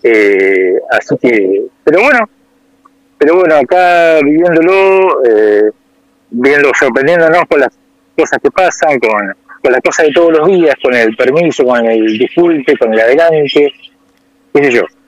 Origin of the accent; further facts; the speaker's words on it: Argentina; moved away; me preguntan por el acento, yo digo que soy Argentina